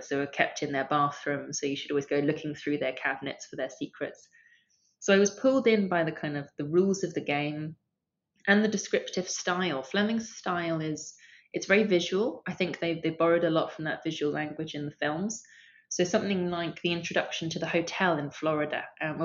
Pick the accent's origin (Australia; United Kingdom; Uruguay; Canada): United Kingdom; London; I grew up in Camden Town